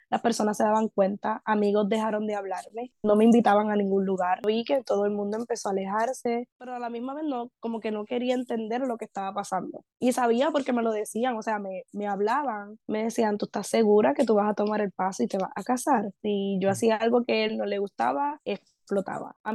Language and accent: Spanish; Puerto Rico; pero yo como buena puertorriqueña, pues ignorando